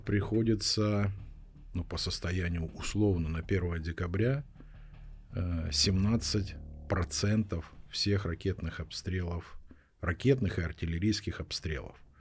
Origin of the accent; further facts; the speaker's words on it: Russia; moved away as an adult; now in Kharkiv, Ukraine; я родился и вырос в России, Я там 18 лет прожил